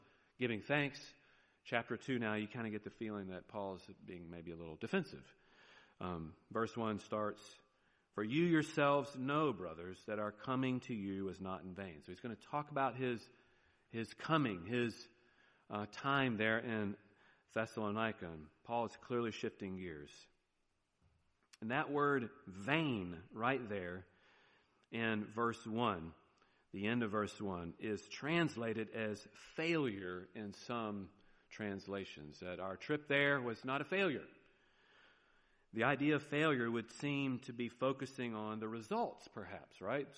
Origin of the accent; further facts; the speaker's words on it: the South, United States; accent: southern; there's my southern accent